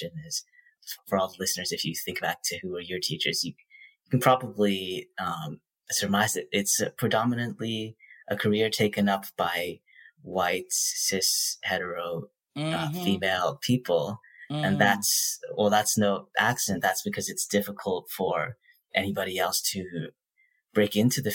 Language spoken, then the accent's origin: English; Toronto, Ontario, Canada; moved away as an adult; also born or lived in Massachusetts, United States; I spent most of my K-12 education in Toronto, Canada, which is, I can only look back and say it was a fantastic city to come of age